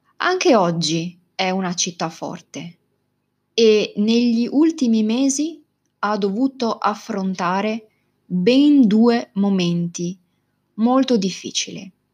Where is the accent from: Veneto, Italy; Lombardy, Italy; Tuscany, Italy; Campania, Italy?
Veneto, Italy; Venice; la mia città, Venezia. Probabilmente una delle città più belle e particolari del mondo è la città dove sono nata, cresciuta, dove ho studiato e lavorato.